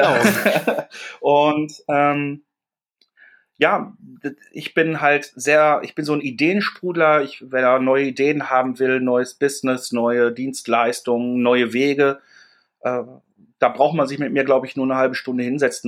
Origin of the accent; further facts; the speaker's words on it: Dortmund, North Rhine-Westphalia, Germany; now in Hamburg, Germany; bin ich ein Kind des Ruhrgebiets. Ich bin in Dortmund groß geworden